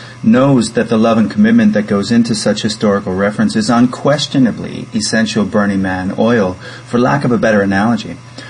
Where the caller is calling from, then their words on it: Zurich, Switzerland; I'm calling from Zurich, Switzerland.